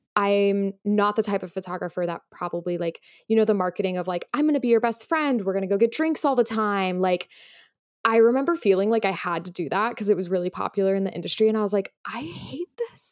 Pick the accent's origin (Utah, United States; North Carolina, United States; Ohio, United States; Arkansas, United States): Utah, United States; moved away as an adult; also born or lived in Los Angeles; now in New York, United States; I am from Utah originally.